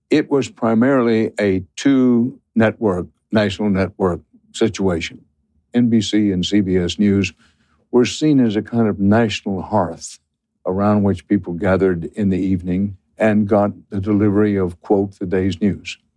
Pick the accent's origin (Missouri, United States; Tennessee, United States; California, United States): Missouri, United States; Well, I'm raised from Missouri.